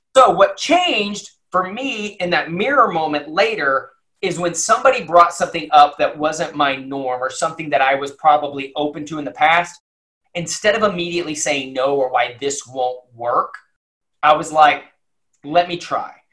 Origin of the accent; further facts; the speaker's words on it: Lubbock, Texas, United States; now in Dallas, United States; I grew up in Lubbock, Texas, and in, in West Texas